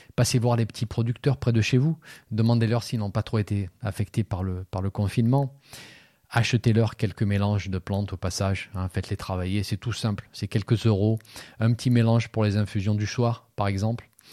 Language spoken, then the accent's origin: French; France; chez nous en France